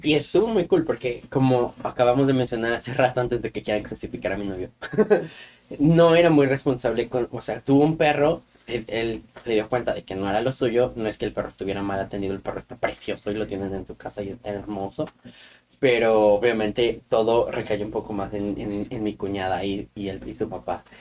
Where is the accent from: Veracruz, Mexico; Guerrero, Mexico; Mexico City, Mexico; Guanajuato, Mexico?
Guanajuato, Mexico; moved away; yo soy de Guanajuato, de un lugar muy bonito en Guanajuato.